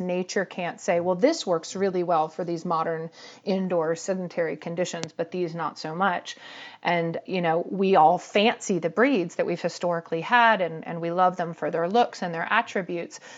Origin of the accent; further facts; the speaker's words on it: Atlanta, Georgia, United States; I grew up in Atlanta in the seventies